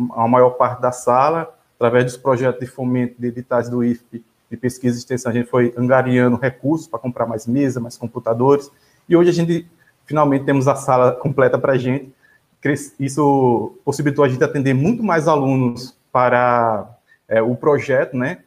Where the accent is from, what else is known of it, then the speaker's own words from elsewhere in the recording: Rio Grande do Norte, Brazil; moved away as an adult; Eu venho do Rio Grande do Norte, né? Nesse momento eu estou também no Rio Grande do Norte